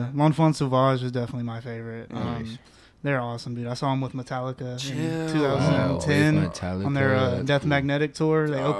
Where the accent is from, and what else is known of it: Murfreesboro, Tennessee, United States; born or raised there; also born or lived in Pulaski, Tennessee / Mount Pleasant, Tennessee / Tucson, Arizona